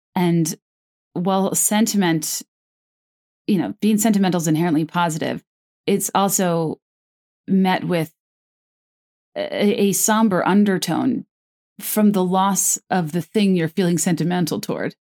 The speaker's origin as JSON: {"language": "English", "region": "East Coast", "country": "United States", "said": "I'm from the East Coast."}